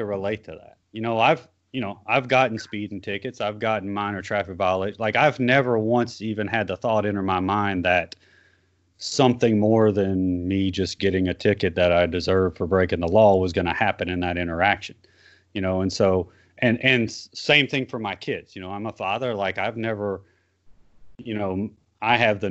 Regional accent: South Louisiana, United States; I grew up in South Louisiana

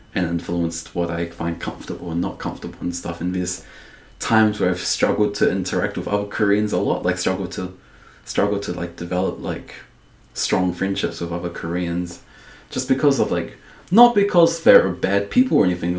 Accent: Dunedin, Otago, New Zealand; also born or lived in Balclutha, New Zealand; being in Dunedin, growing up in Dunedin

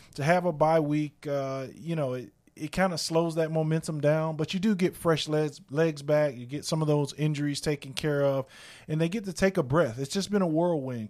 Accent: South Florida, United States; moved away; I grew up again in South Florida where it rained nearly every day

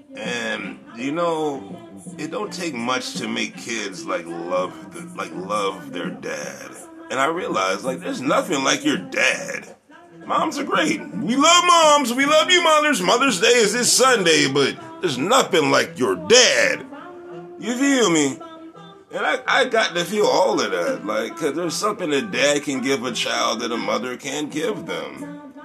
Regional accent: Charleston, South Carolina, United States; I was born in Charleston

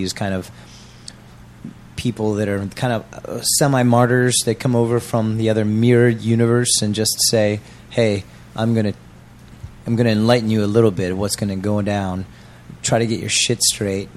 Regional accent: United States; moved away as an adult; now in Changwon, South Korea; CVG, CGV airport from my hometown

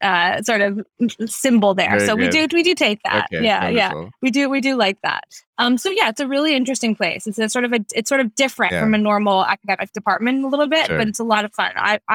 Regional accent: United States; And me, you know, as an American, I work for the DoD.

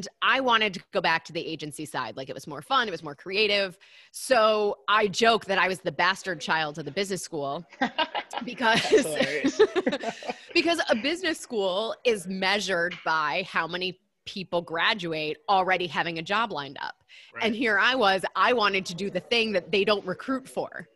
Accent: Michigan, United States; I'm originally from Michigan

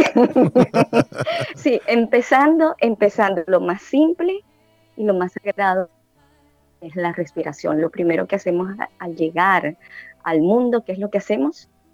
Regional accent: Caracas, Capital District, Venezuela; now in Panama City, Panama; Yo soy de ciudad de Caracas

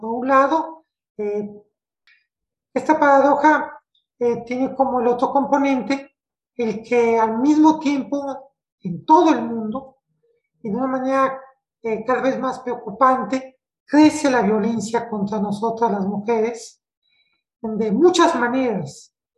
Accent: Mexico; yo soy mexicana, vivo en la, en la Ciudad de México, en la capital de, mi país

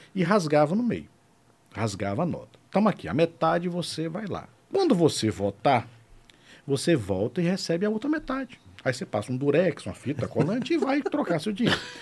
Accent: Salvador, Bahia, Brazil; moved away as an adult; also born or lived in Morro do Chapéu, Bahia; now in Aracaju, Brazil; Eu, eu sou baiano, sou baiano de Salvador, moro aqui em Sergipe há 18 anos

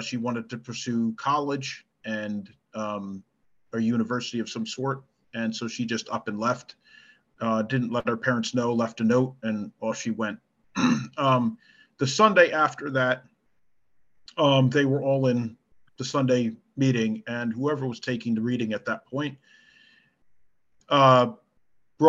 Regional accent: East Coast of the United States, United States; I'm from the East Coast of the United States.

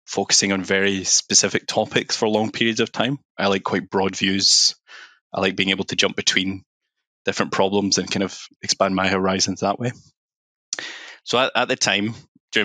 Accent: Glasgow, Scotland, United Kingdom; moved away as an adult; also born or lived in London; I'm from Glasgow, that kind of area

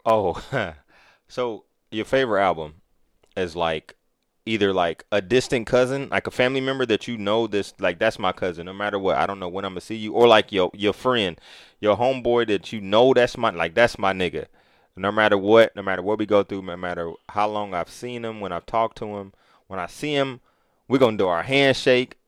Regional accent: Kansas City, Missouri, United States; now in Atlanta, United States; I'm from Kansas City.

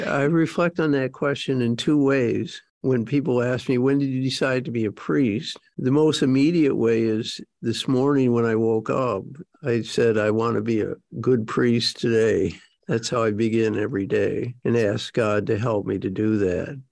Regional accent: Detroit, Michigan, United States; also born or lived in Jackson Heights, Queens, New York; I grew up in Detroit, Michigan. Um, I was born in New York, actually

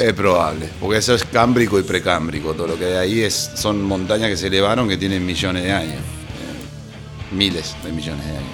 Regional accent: Salta, Argentina; moved away as an adult; now in La Plata, Argentina; Soy salteño.

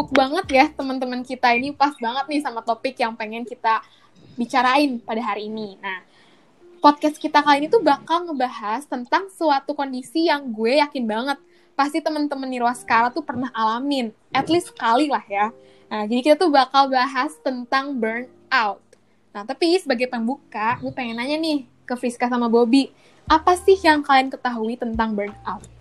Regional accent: East Jakarta, Jakarta, Indonesia; asal gue dari Jakarta, Jakarta Timur. Gue dari kecil uh, tumbuh di sini.

